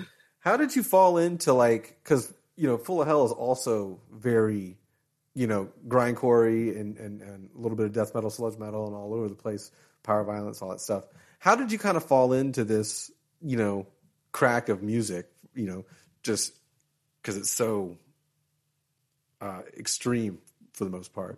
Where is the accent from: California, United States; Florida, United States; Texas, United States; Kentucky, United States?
Florida, United States; I was from Florida